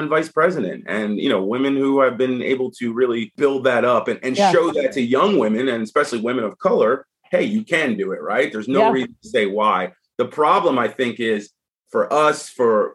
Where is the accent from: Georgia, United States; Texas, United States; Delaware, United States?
Delaware, United States; moved away; also born or lived in New York; I'm from Delaware